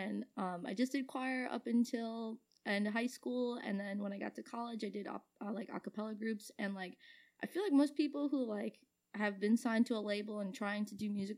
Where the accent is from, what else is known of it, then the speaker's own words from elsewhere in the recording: Deer Park, New York, United States; I born and raised in Deer Park. I haven't moved from the same house that I still live in now